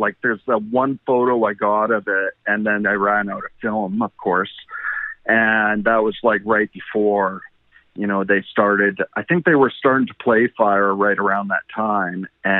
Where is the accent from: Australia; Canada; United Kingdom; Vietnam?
Canada; And I started talking to them, and they found out I was from Canada